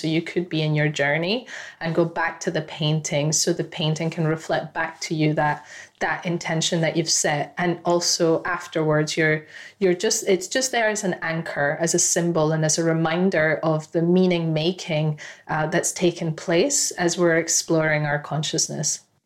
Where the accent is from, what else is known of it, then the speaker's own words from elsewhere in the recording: Ecuador; my home country of Ecuador